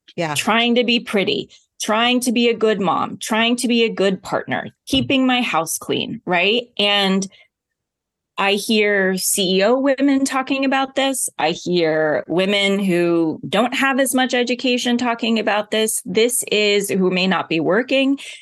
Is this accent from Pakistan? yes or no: no; Oklahoma, United States; I grew up in Oklahoma.